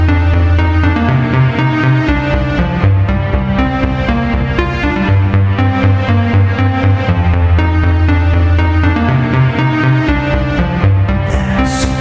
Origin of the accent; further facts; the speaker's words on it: West Coast, United States; I'm from the West Coast